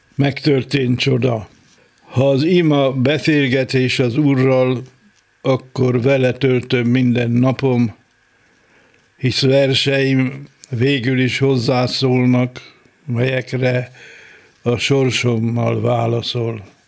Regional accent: Iszkáz, Veszprém County, Hungary; also born or lived in Tapolca; Az első a szülőhelyem

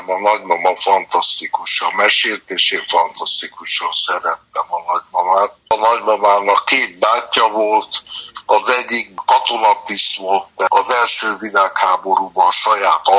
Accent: Budapest, Hungary; én Újpesten születtem

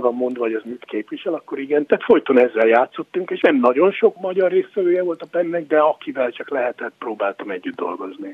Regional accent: Hungary; also born or lived in United States; now in New York, United States; kettős, persze, és mindig magyar vagyok

